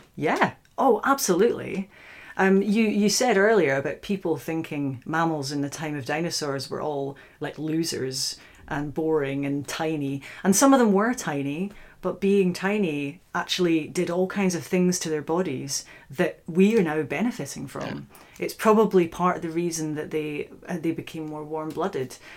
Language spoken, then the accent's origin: English; Scottish Highlands, Scotland, United Kingdom; now in Oxford, United Kingdom; I'm originally from the Scottish Highlands